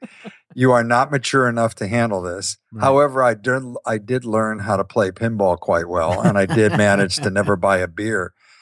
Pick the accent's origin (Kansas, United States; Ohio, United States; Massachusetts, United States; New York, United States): Ohio, United States; I grew up in Ohio.